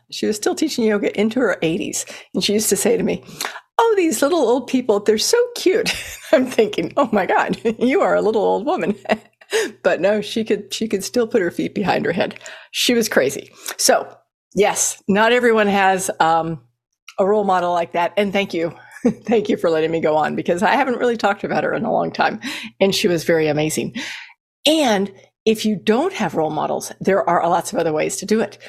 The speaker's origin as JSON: {"language": "English", "region": "Texas", "country": "United States", "tie": "born or raised there", "also_born_or_lived": "Colorado", "said": "when I moved to Texas, even as a seven-year-old"}